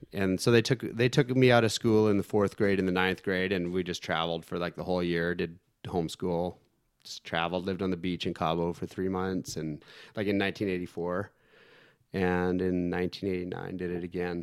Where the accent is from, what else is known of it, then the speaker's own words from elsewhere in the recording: Canada; I'm from Canada